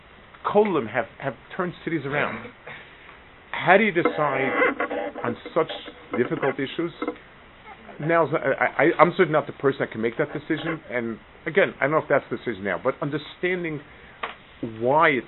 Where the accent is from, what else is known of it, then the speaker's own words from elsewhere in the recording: United States; I grew up in America when it was on the way down.